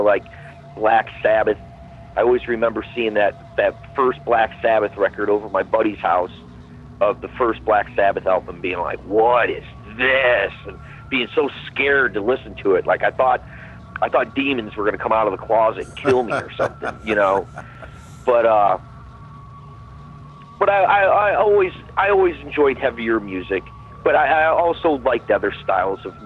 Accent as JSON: {"language": "English", "town": "Parma", "region": "Ohio", "country": "United States", "tie": "born or raised there", "said": "I'm from Parma, Ohio. Still from Parma, Ohio"}